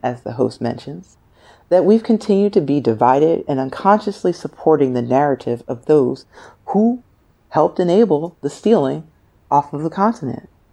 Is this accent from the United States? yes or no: yes; United States; as an American, a black female American